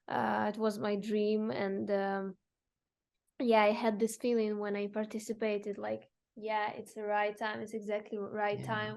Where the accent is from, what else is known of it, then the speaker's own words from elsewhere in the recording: Zaporizhzhia, Zaporizhzhia Oblast, Ukraine; English is a second language; moved away; I'm from Zaporizhia. It's the southeast part of Ukraine